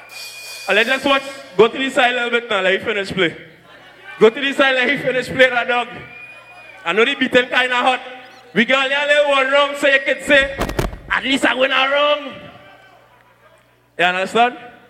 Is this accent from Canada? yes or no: no; Trinidad & Tobago; accent: Trini; let me switch back to my Trini accent real quick.